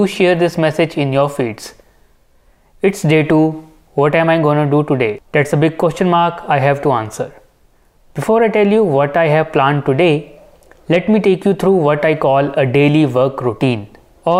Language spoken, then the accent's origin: English; India; being an Indian